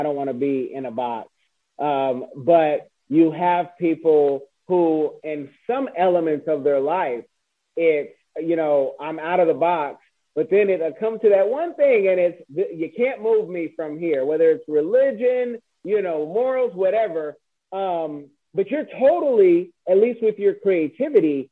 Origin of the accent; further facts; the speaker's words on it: California, United States; I'm from Cali